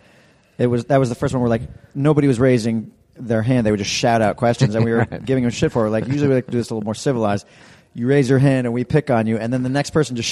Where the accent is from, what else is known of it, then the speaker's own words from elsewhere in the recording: New York City, New York, United States; growing up in New York City, we just didn't do Arby's.